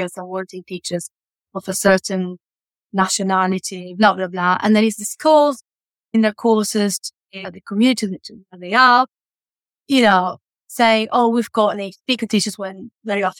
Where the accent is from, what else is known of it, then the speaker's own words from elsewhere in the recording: Uruguay; English is a second language; moved away as an adult; also born or lived in Italy; I'm from Uruguay